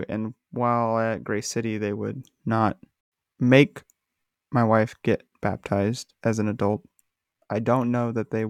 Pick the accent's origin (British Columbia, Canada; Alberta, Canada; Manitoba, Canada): British Columbia, Canada; Vancouver; And then but we're from Vancouver